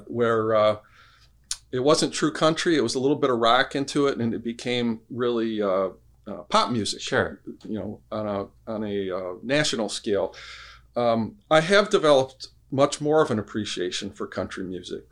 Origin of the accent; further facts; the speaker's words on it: Allen Park, Michigan, United States; I'm from actually from Allen Park, Michigan. So I grew up uh, mm. downriver.